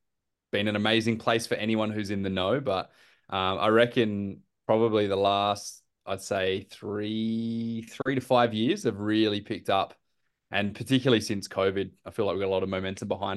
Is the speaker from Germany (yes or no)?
no; Adelaide, South Australia, Australia; moved away as an adult; now in Perth, Australia; I'm traditionally a proud South Australian, but I've been here 7 years now in Perth